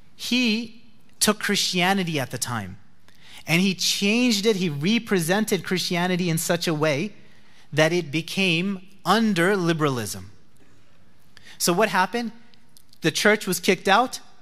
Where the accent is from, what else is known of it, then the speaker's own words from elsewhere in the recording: New Jersey, United States; I'm from New Jersey.